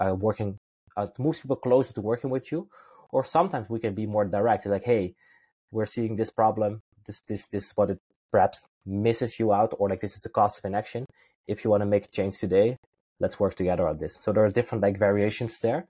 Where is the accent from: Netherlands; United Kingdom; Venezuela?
Netherlands; I'm originally from Holland